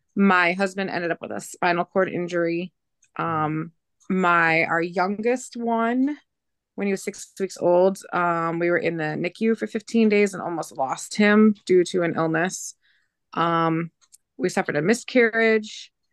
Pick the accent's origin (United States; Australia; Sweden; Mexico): United States; Michigan; now in Lansing, United States; I'm originally from over by between Flint and Saginaw, Michigan. But I live now south of Lansing for work.